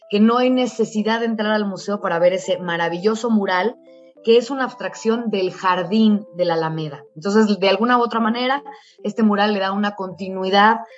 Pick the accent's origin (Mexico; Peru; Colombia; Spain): Mexico; cómo nos fuimos consolidando como ciudadanos mexicanos a partir del mestizaje que se dio con los españoles.